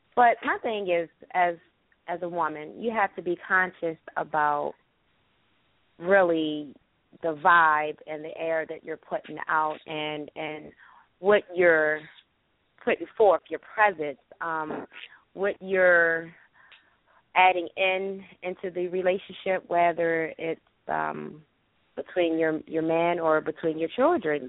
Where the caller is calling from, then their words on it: North Carolina, United States; I'm calling from North Carolina